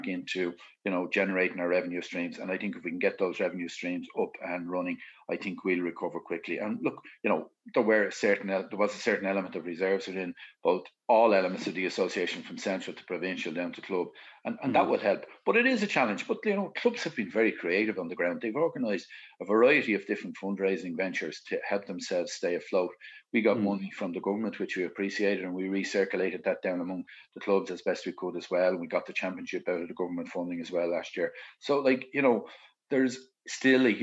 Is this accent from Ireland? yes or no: yes; Dublin, Leinster, Ireland; I was born in Glasnevin, Marguerite Road. I still live in the family home